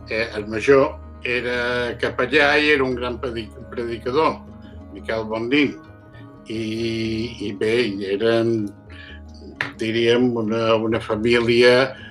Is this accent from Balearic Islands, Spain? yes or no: yes; Sa Pobla, Balearic Islands, Spain; born there; Vaig néixer a Sa Pobla, Mallorca, el dia 4 de gener de l'any 1944.